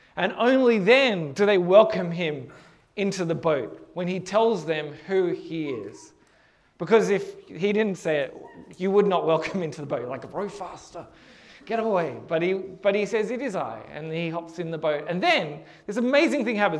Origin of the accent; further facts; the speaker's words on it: Hornsby, New South Wales, Australia; from my house where I grew up in Hornsby